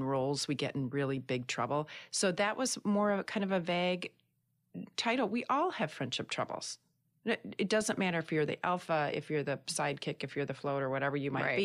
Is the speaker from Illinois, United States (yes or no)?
no; Michigan, United States; I hail from Michigan